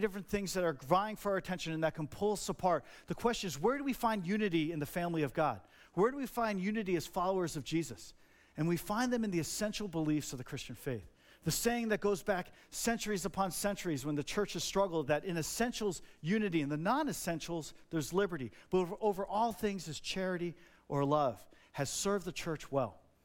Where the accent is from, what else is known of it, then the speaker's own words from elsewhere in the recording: New Jersey, United States; I grew up in Jersey.